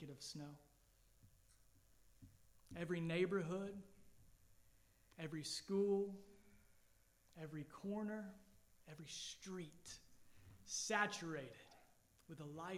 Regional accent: Georgia, United States; now in Allendale, United States; I grew up in Georgia and snow was rare

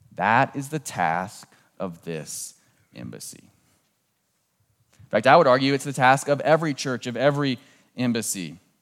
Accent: Southern Maryland, United States; moved away; I grew up in Southern Maryland, just southeast of Washington, D C

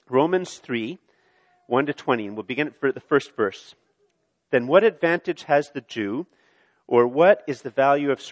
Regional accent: Canada; I'm a Canadian male

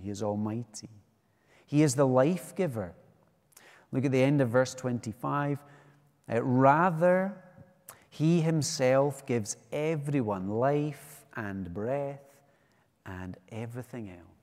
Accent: West Coast of Scotland, United Kingdom; now in Edinburgh, United Kingdom; I'm from the West Coast

